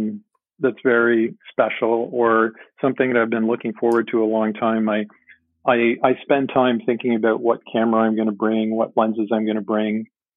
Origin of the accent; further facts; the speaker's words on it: Ontario, Canada; I don't know if you mentioned at the beginning, but I'm from Ontario, Canada.